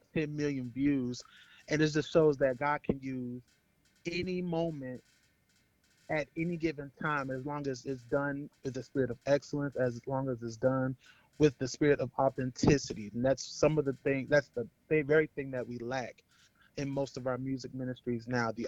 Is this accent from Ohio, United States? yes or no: yes; Cincinnati, Ohio, United States; now in Dayton, United States; I am originally from Cincinnati, Ohio, but I currently live in Dayton, Ohio